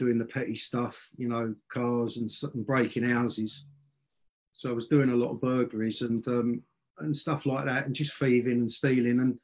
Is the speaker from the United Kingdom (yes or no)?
yes; London, United Kingdom; I was born in South London, England. And I was born into a working class, rough and ready family